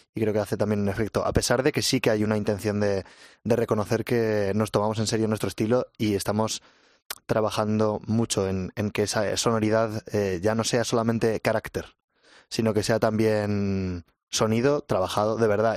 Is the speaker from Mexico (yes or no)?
no; Huesca, Aragon, Spain; moved away as an adult; now in Madrid, Spain; Jorge, el batería y yo somos de Huesca